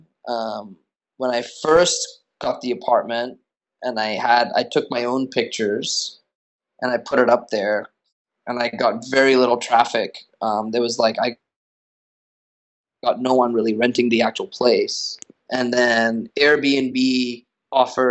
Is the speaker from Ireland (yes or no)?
no; Australia; also born or lived in United States; now in New York City, United States; I'm originally from Australia